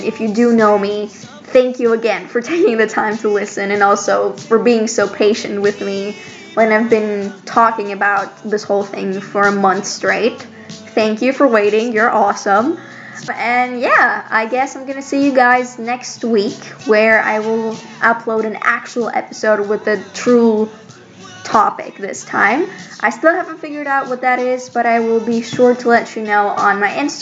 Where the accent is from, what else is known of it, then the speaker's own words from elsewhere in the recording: Greece; I'm from Greece